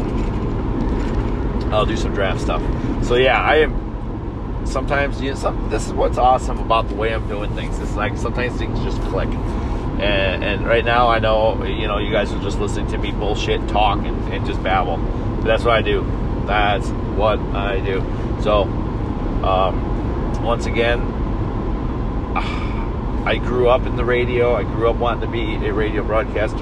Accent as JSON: {"language": "English", "region": "Wisconsin", "country": "United States", "tie": "born or raised there", "said": "growing up in Wisconsin"}